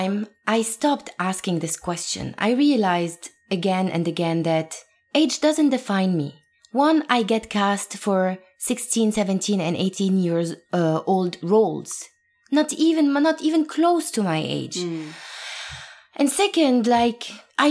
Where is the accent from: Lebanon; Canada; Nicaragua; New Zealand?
Lebanon; Beirut, Beirut Governorate; moved away as an adult; now in New York, United States; So I was born and raised in Lebanon, in Beirut specifically.